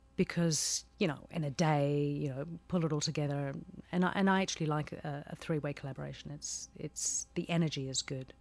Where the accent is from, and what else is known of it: New Zealand; born or raised there